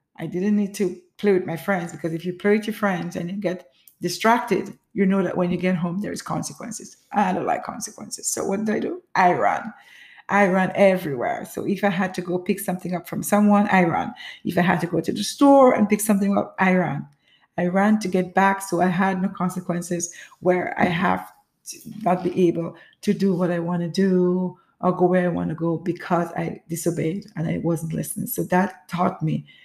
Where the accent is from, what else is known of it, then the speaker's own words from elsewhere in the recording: Grenada; As a child growing up in the Caribbean, which is Grenada